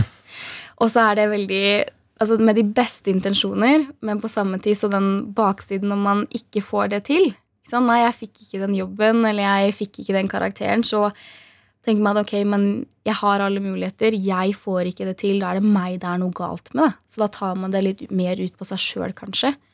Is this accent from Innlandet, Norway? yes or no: yes; Hamar, Innlandet, Norway; der jeg kommer ifra, eh, på Hamar